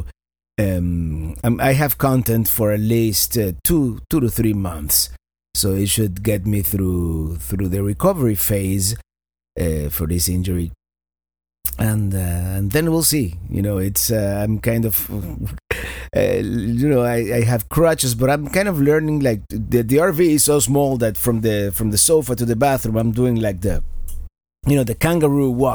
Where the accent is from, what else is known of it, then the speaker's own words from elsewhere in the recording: Miami, Florida, United States; my hometown, Miami, Florida